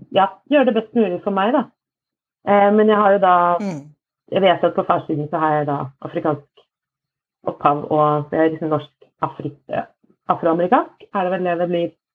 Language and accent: Norwegian; Fredrikstad, Østfold, Norway; also born or lived in Moss; vokste opp eh, i, ja, utafor Fredrikstad, et sted som heter Slevik